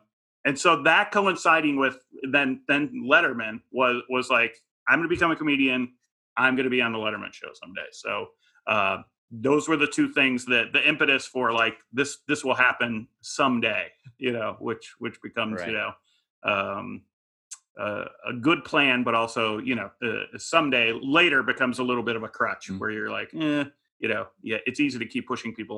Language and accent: English; Midwest, United States; I grew up in the Midwest. I didn't know anyone.